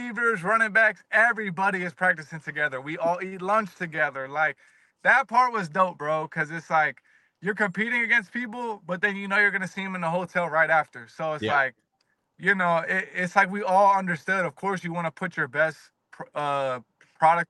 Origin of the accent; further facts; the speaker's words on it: Virginia, United States; I'm from Virginia